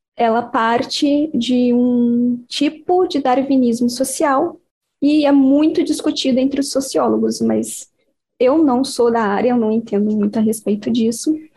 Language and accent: Portuguese; Cabo Frio, Rio de Janeiro, Brazil; eu nasci em Cabo Frio.